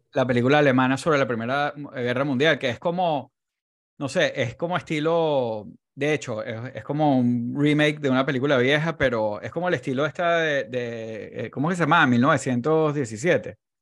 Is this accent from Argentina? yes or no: no; Venezuela; los venezolanos estamos muy acostumbrados como los hombres venezolanos